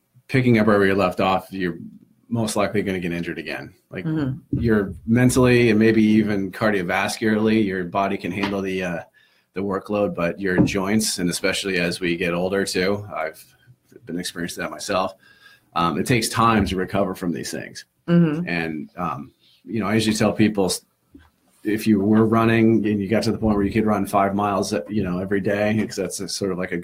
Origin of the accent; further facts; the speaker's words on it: Midwest, United States; now in Cape Cod, United States; I'm from the Midwest